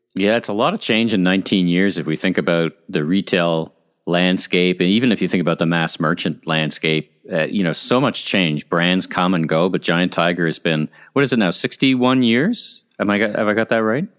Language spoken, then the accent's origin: English; Ottawa, Ontario, Canada; I grew up in Ottawa